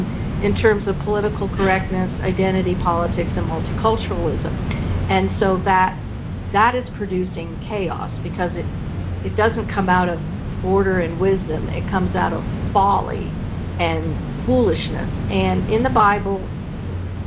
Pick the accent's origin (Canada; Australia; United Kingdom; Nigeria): Canada; now in United States; I grew up in Canada